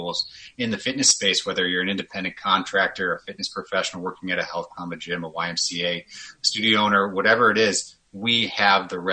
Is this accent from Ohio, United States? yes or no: no; Chicago, Illinois, United States; moved away as an adult; also born or lived in Kansas / California; now in Minneapolis, United States; I'm born and raised a Chicagoan, lived in Chicago for a little over 30 years